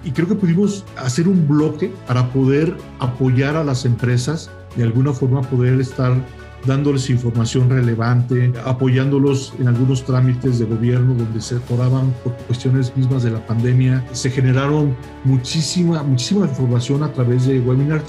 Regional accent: Mexico; Nosotros como México

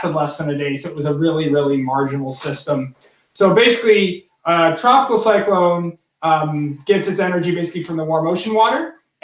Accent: Massachusetts, United States; moved away as an adult; also born or lived in Colorado; I grew up in Massachusetts

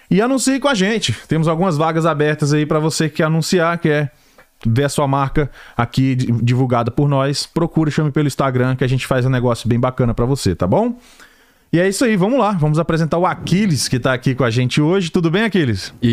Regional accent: Recife, Pernambuco, Brazil; now in Atlanta, United States; eu sou do Recife. Recife, Pernambuco.

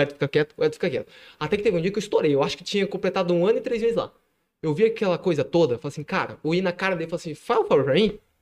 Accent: Ribeirão Preto, São Paulo, Brazil; now in Ibitinga, Brazil; Eu, eu nasci em Ribeirão Preto, nasci em Ribeirão Preto

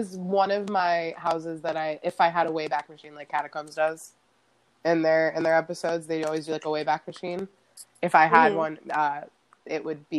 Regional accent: South Florida, United States; I'm a Florida, you know, born and raised girl. I was born down in South Florida, right on the edge of the Everglades, pretty much.

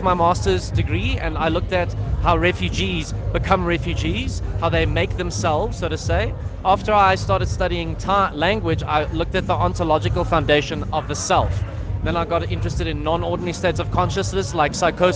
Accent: South Africa; as a South African

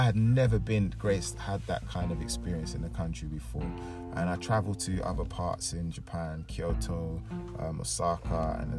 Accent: Jamaica; But I said, oh, I'm Jamaican.

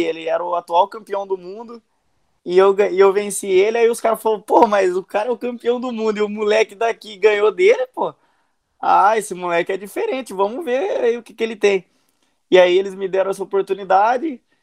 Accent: Araraquara, São Paulo, Brazil; eu sou de Araraquara, interior de São Paulo

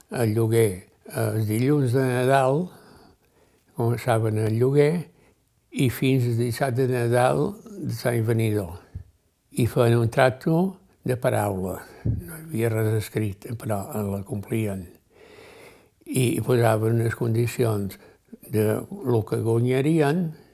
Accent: Ciutadella, Balearic Islands, Spain; Vaig néixer a un lloc que es diu Sant Àngel, a la banda de, de les platges de la vall

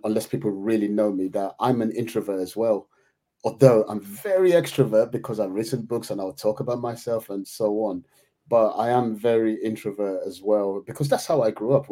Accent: Nigeria; now in United Kingdom; me growing up in Nigeria

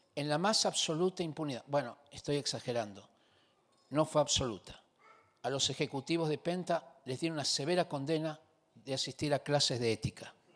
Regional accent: Argentina; now in Chile; Yo vine a este país yo soy argentino, vine a este país hace 41 años atrás

